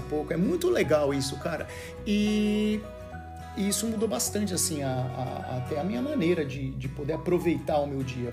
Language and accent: Portuguese; Brazil; moved away; como brasileiro